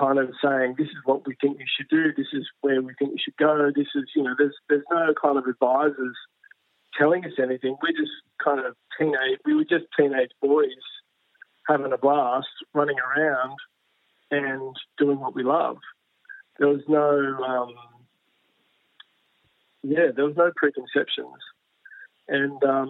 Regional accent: Newcastle, New South Wales, Australia; growing up in Newcastle

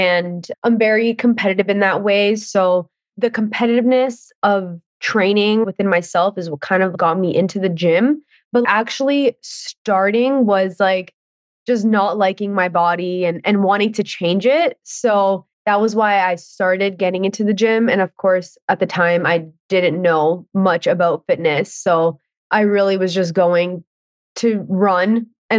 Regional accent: Ontario, Canada; I am from Ontario

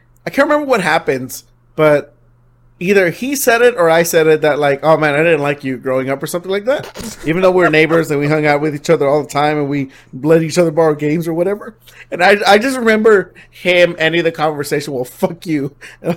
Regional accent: Linwood, United States; moved away; the neighbor that I grew up with in Linwood

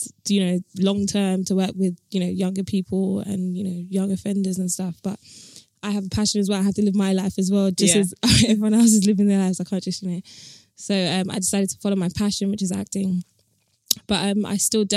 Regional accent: London, United Kingdom; accent: British; I grew up in Tottenham

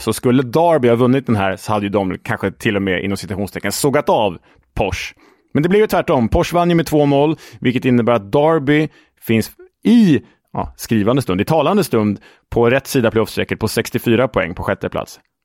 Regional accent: Sweden; som svensk

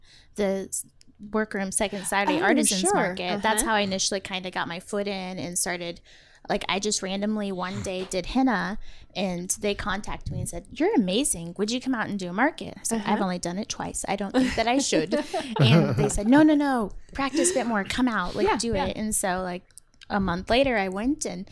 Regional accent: Wichita, Kansas, United States; I am here from Wichita, Kansas, and have been my whole life

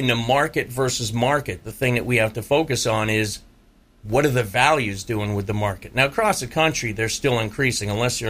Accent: Massachusetts, United States; now in Tampa, United States; I was born and raised in Massachusetts

